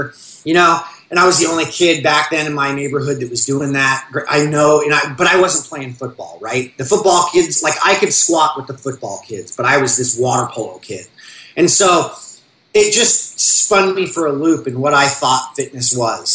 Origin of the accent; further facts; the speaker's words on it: Orange County, California, United States; I grew up in the Orange County I grew up in was not the Orange County you see on TV now